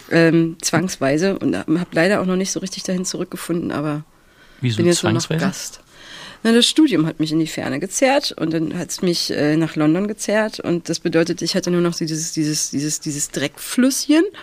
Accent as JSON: {"language": "German", "town": "Stralsund", "region": "Mecklenburg-Vorpommern", "country": "Germany", "said": "Äh, ganz ursprünglich ähm, Stralsund. Ich bin, ein, ich bin ein, ein nordisches Wesen"}